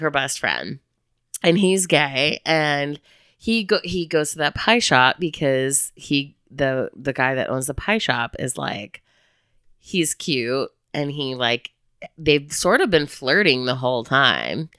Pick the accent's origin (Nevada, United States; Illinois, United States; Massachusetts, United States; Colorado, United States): Illinois, United States; Chicago; also born or lived in Bloomington, Indiana; now in Northwest Arkansas, United States; I'm from Chicago